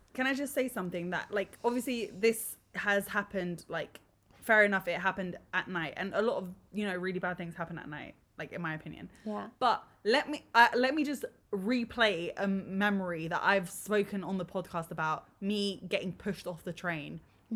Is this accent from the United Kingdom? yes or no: yes; London, United Kingdom; we we're born and ra- raised here